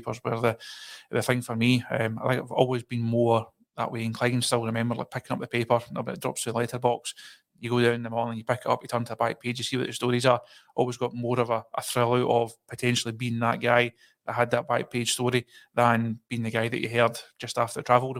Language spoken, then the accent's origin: English; Kirkintilloch, Scotland, United Kingdom; Born and bred in Curlook, 1989.